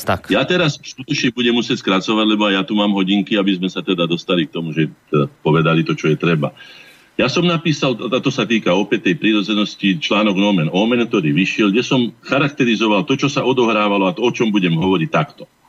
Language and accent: Slovak; Slovakia; keď som sa ja narodil ako Slovák